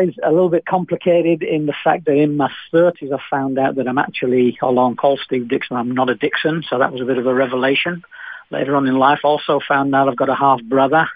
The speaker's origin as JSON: {"language": "English", "town": "Manchester", "region": "North West England", "country": "United Kingdom", "tie": "born or raised there", "also_born_or_lived": "Nottingham / Spain", "accent": "British", "moved": "as an adult", "lives_now": "Australia", "said": "I was born in Manchester, England. It's the city in the north of England"}